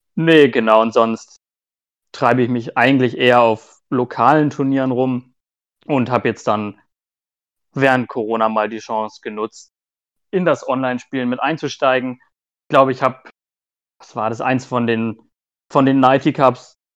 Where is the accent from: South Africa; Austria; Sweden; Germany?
Germany; near Hanover, Lower Saxony; moved away as an adult; now in Nuremberg, Germany; Ich komme hier aus Nürnberg, beziehungsweise komme ich eigentlich aus der Nähe von Hannover, aber seitdem ich jetzt äh, studiert habe, wohne ich in der Nähe von Nürnberg